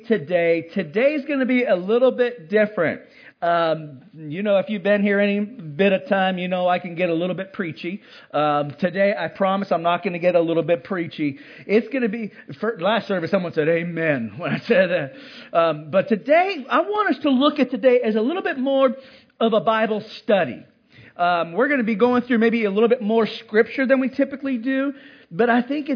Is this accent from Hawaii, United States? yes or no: yes; Hawaii, United States; moved away; I grew up in Hawaii